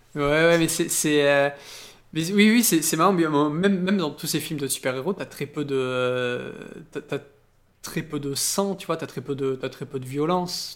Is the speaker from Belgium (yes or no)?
no; France; chez nous en France